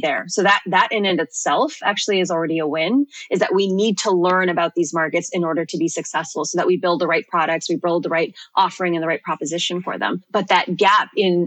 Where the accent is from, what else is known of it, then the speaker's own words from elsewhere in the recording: Toronto, Ontario, Canada; moved away as an adult; now in United Kingdom; I'm actually from Toronto, born and raised